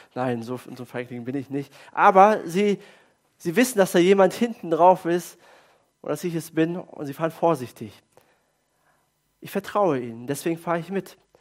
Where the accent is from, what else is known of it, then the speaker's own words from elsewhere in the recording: Germany; als Deutsche